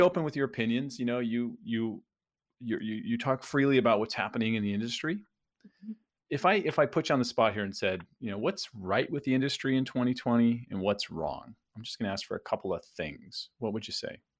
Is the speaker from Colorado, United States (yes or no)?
no; San Diego, California, United States; also born or lived in Phoenix, United States; now in Tampa, United States; I grew up in San Diego, lived in Phoenix, and and now we're in the Tampa St. Pete area